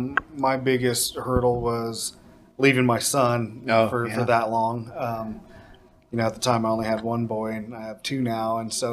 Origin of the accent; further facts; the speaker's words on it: United States; Obviously as an American, you stand out.